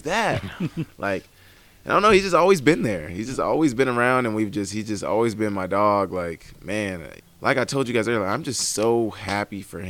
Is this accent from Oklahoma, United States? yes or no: yes; Oklahoma, United States; now in Montana, United States; I'm from Oklahoma